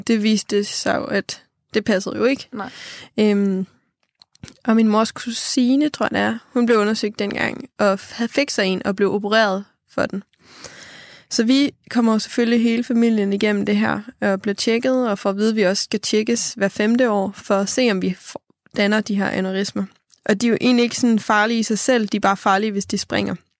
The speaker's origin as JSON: {"language": "Danish", "area": "Funen", "region": "Southern Denmark", "country": "Denmark", "moved": "as an adult", "lives_now": "Copenhagen, Denmark", "said": "hjemme på Fyn. Jeg bor i København nu"}